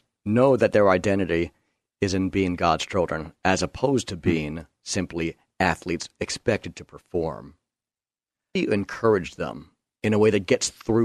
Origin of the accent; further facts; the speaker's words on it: New York, United States; my hometown, New York